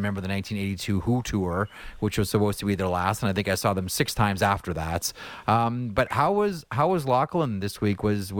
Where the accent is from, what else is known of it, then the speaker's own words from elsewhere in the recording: Toronto, Ontario, Canada; I grew up in Toronto, and so I got a steady dose of Maple Leafs hockey and Buffalo Sabres hockey.